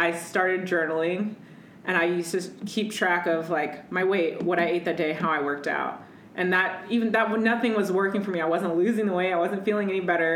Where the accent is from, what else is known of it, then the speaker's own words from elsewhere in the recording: Midwest, United States; I'm from the Midwest